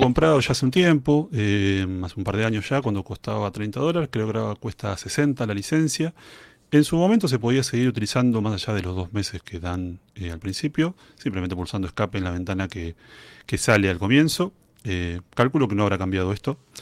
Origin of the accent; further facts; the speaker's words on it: Argentina; Soy músico, integrante de la Banda Sinfónica Nacional de mi país